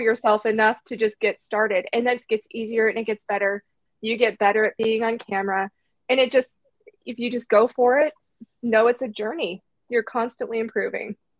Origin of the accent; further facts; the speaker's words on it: Canby, Oregon, United States; my hometown of Canby